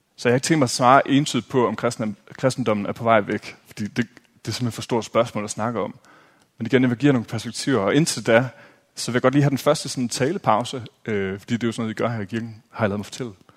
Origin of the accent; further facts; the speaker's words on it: Aarhus, Central Denmark Region, Denmark; jeg er fra Aarhus